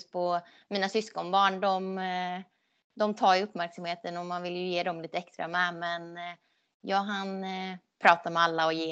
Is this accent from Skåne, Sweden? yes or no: yes; Skåne, Sweden; moved away; jag flyttade ju ändå från Skåne 2010 så att det var ju länge sedan jag bodde där så jag känner ingen koppling mer så än till familjen egentligen